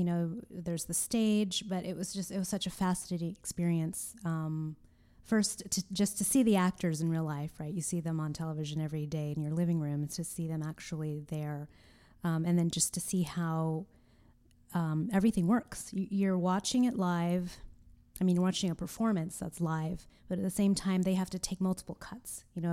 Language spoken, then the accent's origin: English; Orange County, California, United States; I grew up in Orange County, which is an hour away from L.A.